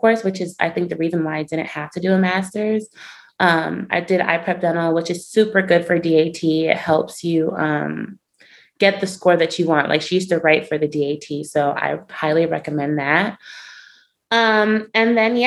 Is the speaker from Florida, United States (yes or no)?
yes; Miami, Florida, United States; I'm from Miami, Florida, and for undergraduate, I went to the University of Central Florida